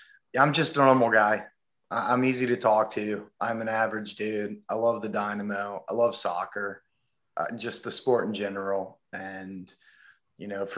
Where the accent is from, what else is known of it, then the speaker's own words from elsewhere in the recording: North Carolina, United States; moved away as an adult; also born or lived in Florida / California; I was born in Florida, but I only lived there for about 3 months until my parents moved up to North Carolina